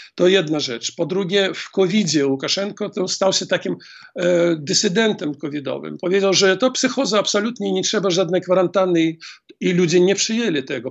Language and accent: Polish; Grodno, Grodno Region, Belarus; Grodno, skąd jestem.